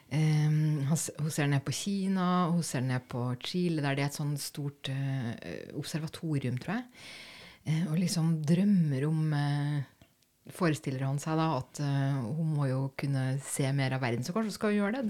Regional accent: Germany; now in Norway; den sønnen hadde jeg som tysker

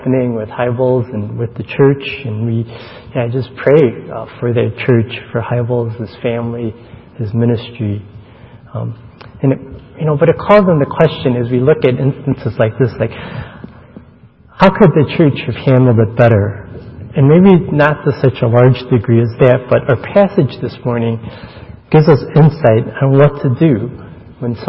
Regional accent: Chicago, Illinois, United States; moved away; I spent most of my younger years growing up in Chicago

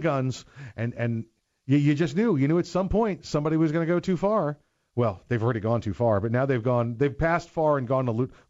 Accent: New York, United States; Okay, this one happened in New York, and I'm from New York.

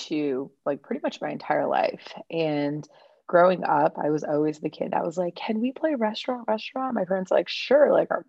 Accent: Oakland, California, United States; also born or lived in New York / Santa Cruz; So I'm born and raised in the Bay Area. My parents immigrated from India. My mom actually immigrated here like in the 70s, and my dad moved here when my mom and him got married.

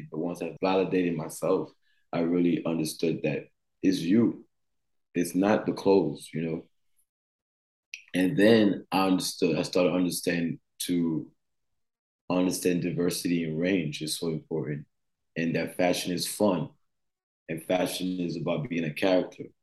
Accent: United States; growing up in the states, growing up in Grayson High School, and being thrown in a different world

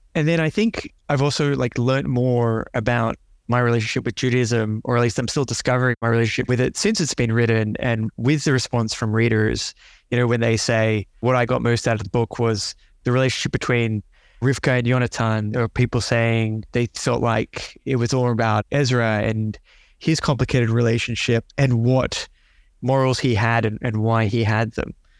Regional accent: Melbourne, Victoria, Australia; also born or lived in Canberra; growing up in Melbourne

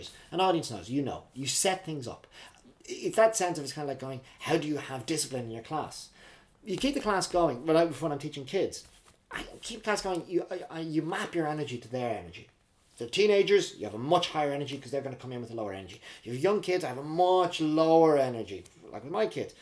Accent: Ireland; moved away as an adult; also born or lived in Dublin / Belfast / Oxford / Manhattan, New York; now in Reading, United Kingdom; growing up in Ireland, church on a Sunday

